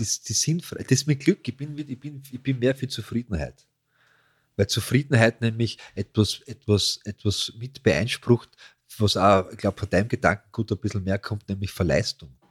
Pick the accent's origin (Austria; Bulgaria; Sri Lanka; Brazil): Austria; wir als Österreicher